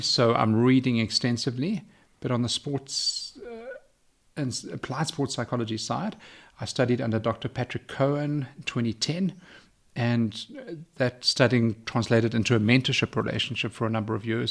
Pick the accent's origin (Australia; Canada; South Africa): South Africa; Johannesburg, Gauteng; also born or lived in London; I was raised in, in Johannesburg.